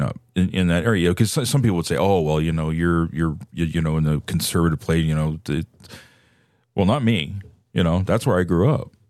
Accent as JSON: {"language": "English", "area": "San Francisco Bay Area", "region": "California", "country": "United States", "tie": "born or raised there", "said": "I, I grew up in the San Francisco Bay Area."}